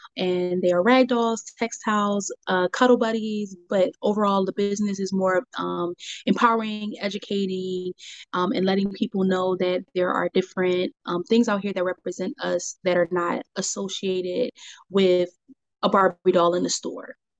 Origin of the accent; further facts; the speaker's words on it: Philadelphia, Pennsylvania, United States; also born or lived in Monrovia, Liberia; I grew up in Philadelphia, Delco area